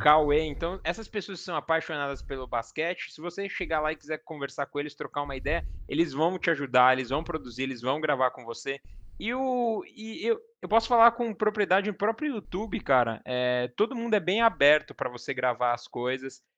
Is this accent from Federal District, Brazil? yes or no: no; Cotia, São Paulo, Brazil; also born or lived in Osasco; Eu sou, eu sou daqui da Zona Oeste de São Paulo, então eu nasci em Osasco. Mas uhum. sempre morei minha vida toda em Cotia